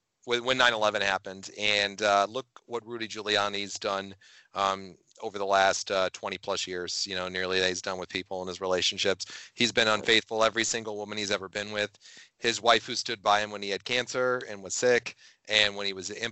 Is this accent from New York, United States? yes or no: yes; New York, United States; I'm a New Yorker